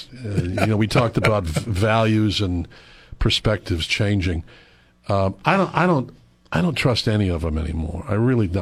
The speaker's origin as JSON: {"language": "English", "town": "Iron River", "region": "Michigan", "country": "United States", "moved": "yes", "said": "I am from Iron River"}